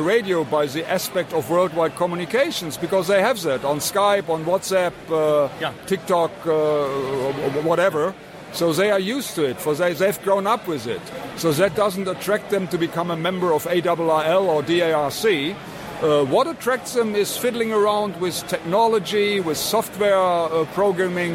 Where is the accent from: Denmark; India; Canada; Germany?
Germany; We are from Germany.